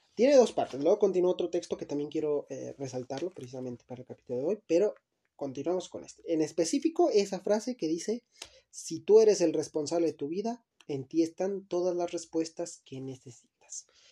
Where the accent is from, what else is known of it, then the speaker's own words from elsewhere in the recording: Luis Moya, Zacatecas, Mexico; yo vengo de Luis Moya, Zacatecas